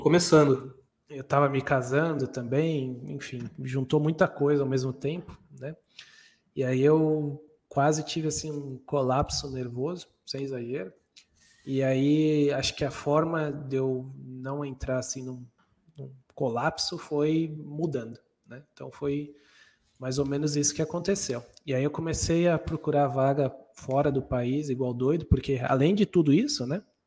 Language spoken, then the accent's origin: Portuguese; Brazil; moved away as an adult; also born or lived in New Zealand; passado um ano, a gente voltou para o Brasil